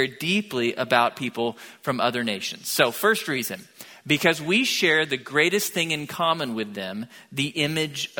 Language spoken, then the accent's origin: English; Tomball, Texas, United States; moved away as an adult; now in Bryan-College Station, United States; I grew up in Tomball, about an hour south of here, when Tomball wasn't yet like a suburb of Houston